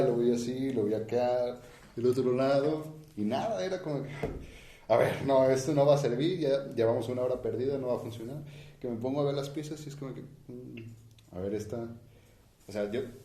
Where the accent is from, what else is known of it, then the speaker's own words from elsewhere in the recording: Mexico; nosotros como mexicanos